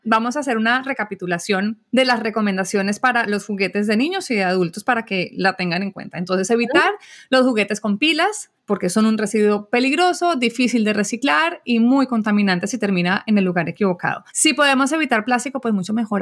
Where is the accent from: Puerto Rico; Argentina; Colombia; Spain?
Colombia; En mi país, en Colombia